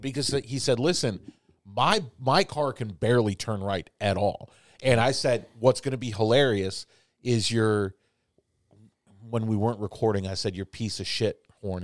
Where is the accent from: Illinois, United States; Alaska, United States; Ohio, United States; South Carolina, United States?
Illinois, United States; Chicago; also born or lived in New York; now in Indianapolis, United States; I grew up in Chicago